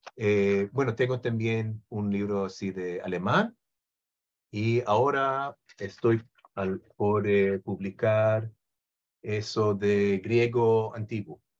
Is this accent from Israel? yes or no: yes; Israel; Spanish is a second language; nací en Israel